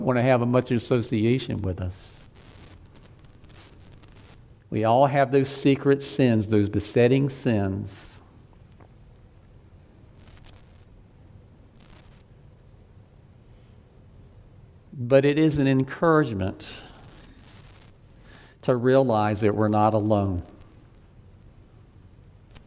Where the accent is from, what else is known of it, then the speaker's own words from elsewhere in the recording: Deep South, United States; I grew up in the Deep South.